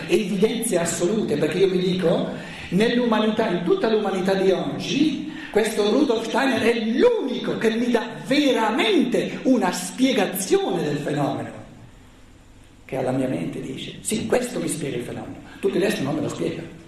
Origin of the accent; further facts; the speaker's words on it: Italy; Noi siamo mica nati per caso in Italia